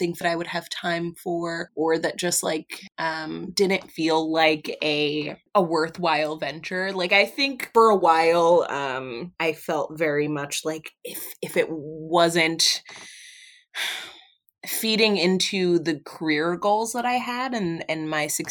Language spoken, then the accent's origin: English; Philadelphia, Pennsylvania, United States; I'm from Philly